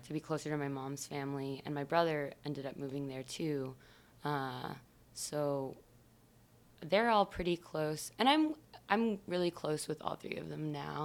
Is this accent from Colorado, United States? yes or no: no; New Baltimore, Michigan, United States; moved away; I am from Michigan originally